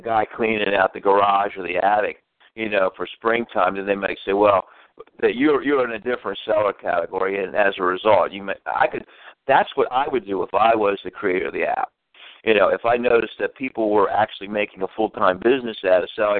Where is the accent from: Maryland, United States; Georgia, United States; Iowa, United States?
Maryland, United States; Baltimore; my home state, Baltimore, Maryland